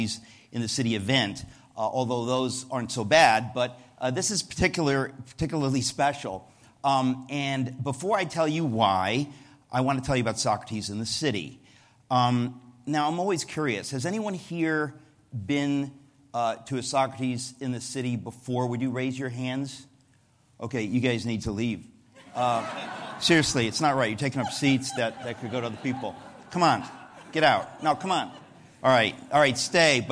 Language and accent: English; United States; as an American